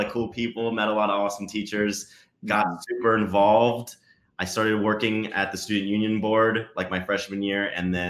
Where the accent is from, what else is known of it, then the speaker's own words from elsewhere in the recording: Pella, Iowa, United States; moved away as an adult; now in Los Angeles, United States; I grew up in Pella, and then graduated in 2008, went straight to Iowa State. And after Iowa State, I went to Los Angeles. But I'm Iowa, like, born and bred